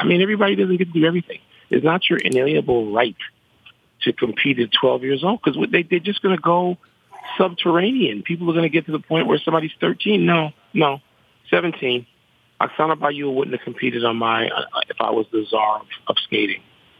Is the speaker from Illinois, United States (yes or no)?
yes; Chicago, Illinois, United States; I'm from Chicago, born and raised